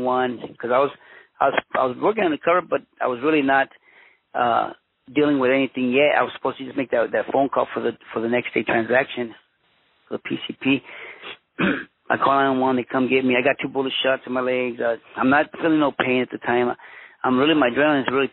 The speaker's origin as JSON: {"language": "English", "town": "Los Angeles", "region": "California", "country": "United States", "tie": "born or raised there", "also_born_or_lived": "Mexico / Huntington Park / Boyle Heights", "said": "I was born in Mexico, but I was raised in Los Angeles, California. My parents came to the United States when I was 1 year old."}